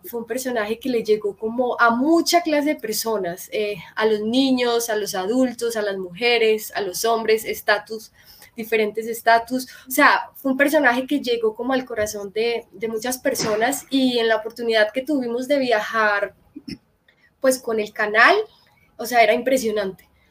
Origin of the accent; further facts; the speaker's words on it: Medellín, Antioquia, Colombia; moved away as an adult; now in Bogotá, Colombia; de Medellín, nací en un carro y mi familia, la mayoría están allá